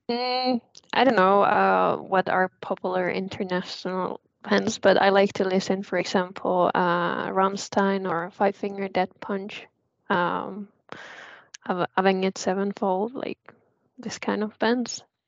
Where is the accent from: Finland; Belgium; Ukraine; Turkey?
Finland; Southern Finland; moved away; also born or lived in South Ostrobothnia; I'm actually originally from South